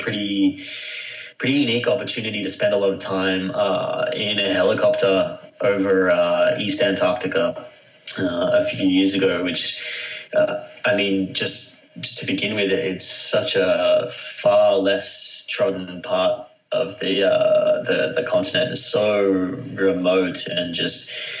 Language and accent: English; Australia; I'm from Australia